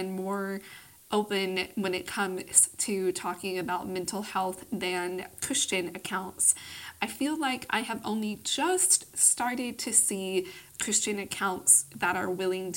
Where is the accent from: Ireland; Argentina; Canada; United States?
United States; Austin, Texas; I grew up in the conservative South. I currently live in my hometown of Austin, Texas